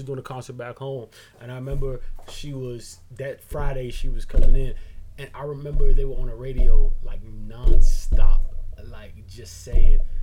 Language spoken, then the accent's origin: English; Barbados; moved away; I'm from Barbados